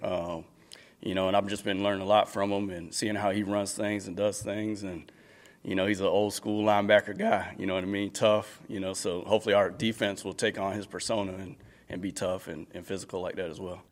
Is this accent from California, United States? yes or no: no; Cocoa, Florida, United States; also born or lived in Tampa; back in my hometown